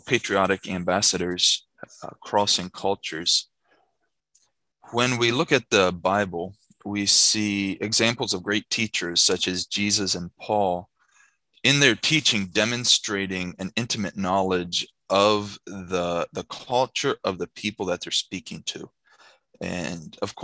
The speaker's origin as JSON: {"language": "English", "town": "Shippensburg", "region": "Pennsylvania", "country": "United States", "tie": "born or raised there", "moved": "as an adult", "lives_now": "Mexico", "said": "I was born and raised in Shippensburg, Pennsylvania"}